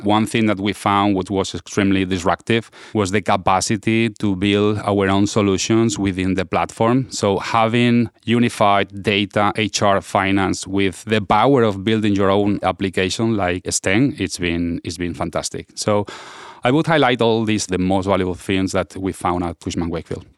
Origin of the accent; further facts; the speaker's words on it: Spain; now in Washington, D.C., United States; I'm from Spain, now based out of, eh, Washington, D C.